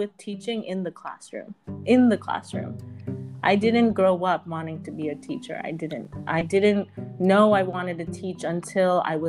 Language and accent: English; United States; I moved to the States when I was 4, and I grew up in the United States.